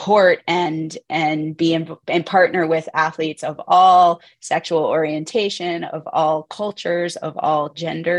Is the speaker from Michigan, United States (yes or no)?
no; Northern Virginia, United States; now in Utah, United States; I grew up in Northern Virginia, outside